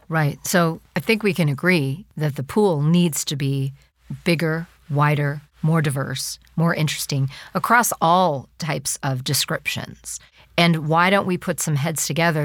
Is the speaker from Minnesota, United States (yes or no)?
yes; Edina, Minnesota, United States; I grew up in Edina, Minnesota, a suburb of Minneapolis